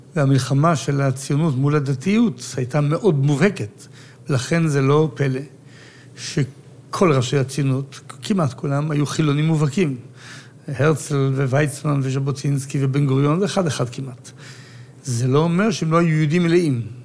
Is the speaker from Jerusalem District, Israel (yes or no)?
yes; Jerusalem, Jerusalem District, Israel; אנחנו היינו ירושלמים